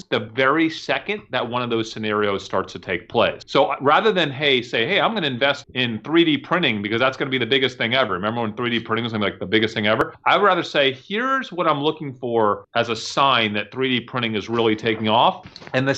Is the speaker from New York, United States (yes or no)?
yes; New York, United States; moved away; I'm from New York